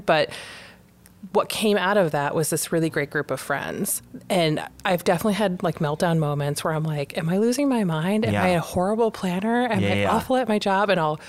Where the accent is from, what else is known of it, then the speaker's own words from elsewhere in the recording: Western Massachusetts, United States; also born or lived in Huntington Beach, California; So I'm from Massachusetts and I live in Boston, but I grew up in Western Massachusetts and split my time in Huntington Beach, California.